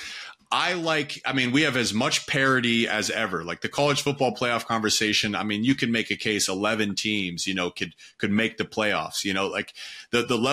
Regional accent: Pickerington, Ohio, United States; I'm from Pickerington, Ohio, on the east side of Columbia

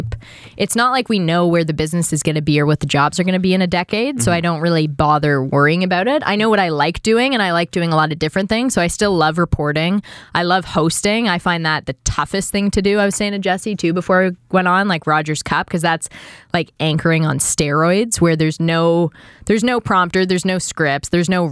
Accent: Toronto, Ontario, Canada; accent: Etobicoke; moved away as an adult; also born or lived in Vancouver / London; now in Toronto, Canada; I'm from Etobicoke. I have an Etobicoke accent.

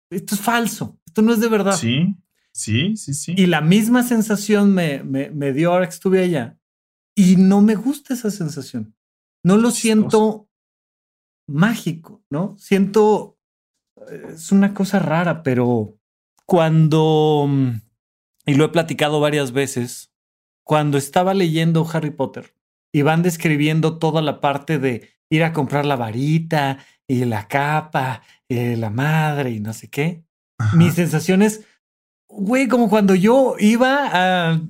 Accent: Toluca, State of Mexico, Mexico; yo que vengo de Toluca

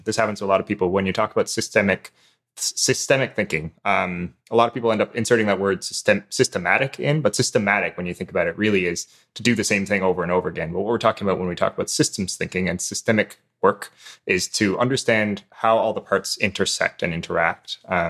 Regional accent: Newfoundland and Labrador, Canada; Newfoundlander, actually. So I'm calling you from half an hour ahead of Atlantic.

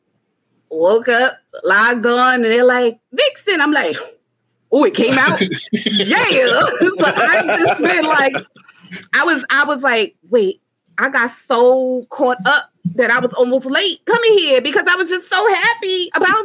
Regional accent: New Jersey, United States; I'm from Jersey

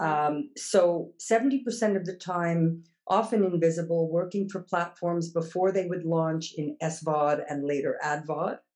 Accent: Montreal, Quebec, Canada; first language English; moved away as an adult; also born or lived in Toronto / Kingston; now in Amsterdam, Netherlands; I was born in Montreal and uh, initial university there

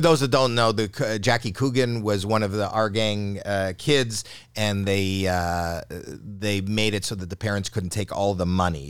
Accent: Canada; I'm Canadian

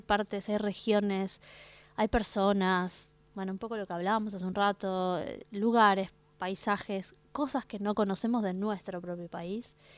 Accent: Argentina; yo como argentina

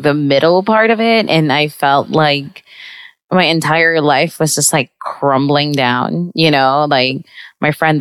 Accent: Visayas, Philippines; now in New York, United States; I'm from the Visayas in the Philippines

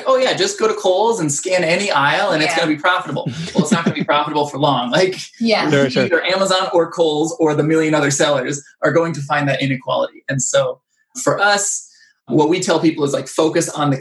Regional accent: Orlando, Florida, United States; We're from Orlando

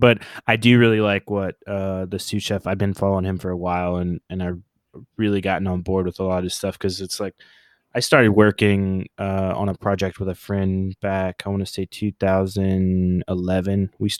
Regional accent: Oklahoma, United States; born there; I'm of American Indian descent. You know, I was born in Oklahoma. I'm a member of the Choctaw Nation.

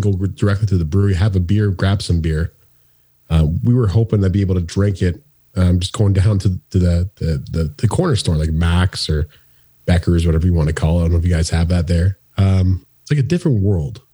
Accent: Woodstock, Ontario, Canada; moved away; at a skate park in in Woodstock, Ontario

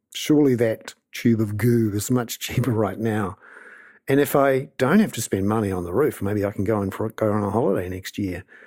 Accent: Wellington, New Zealand; I'm from Wellington

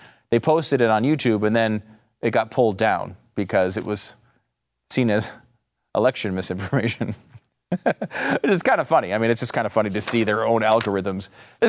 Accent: Northeast, United States; And, you know, I'm from the Northeast. I had never heard of Juneteenth until like a few years ago.

